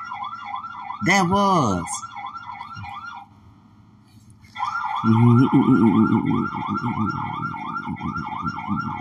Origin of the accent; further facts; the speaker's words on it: Louisiana, United States; I'm Hispanic from Louisiana, like in the United States